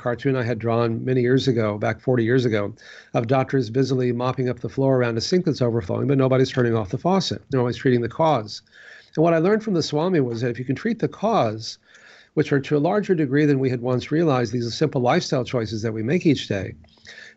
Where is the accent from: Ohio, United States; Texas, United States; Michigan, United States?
Texas, United States; growing up in Texas